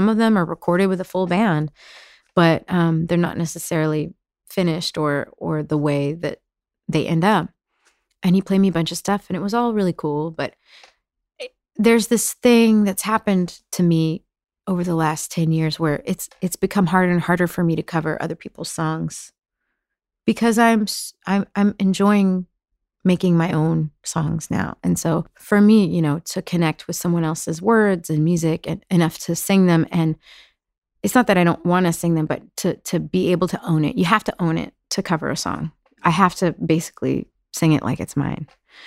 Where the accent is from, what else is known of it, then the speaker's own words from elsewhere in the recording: Dallas, Texas, United States; moved away as an adult; now in New York, United States; We moved to Dallas when I was 4 because she was from Oklahoma and her dad was sick